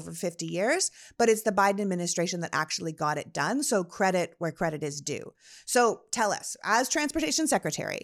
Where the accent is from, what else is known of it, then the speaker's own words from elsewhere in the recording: Toronto, Ontario, Canada; When I grew up in Toronto, people used to say there were two seasons, winter and construction.